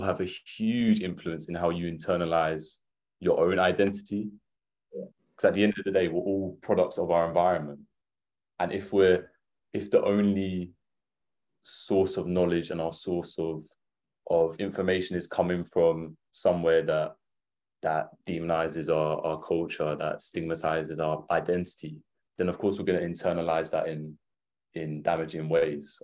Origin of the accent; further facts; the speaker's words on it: Essex, East of England, United Kingdom; growing up in Essex